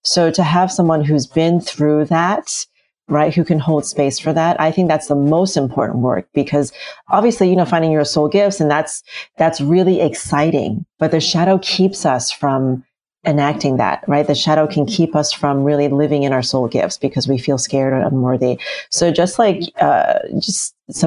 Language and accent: English; United States; when we moved to the US, I was a little kid, and we moved into the projects